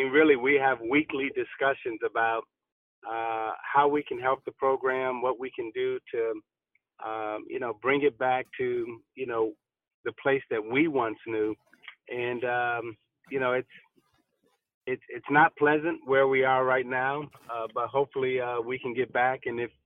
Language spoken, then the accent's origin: English; Chicago, Illinois, United States; growing up in Chicago and Illinois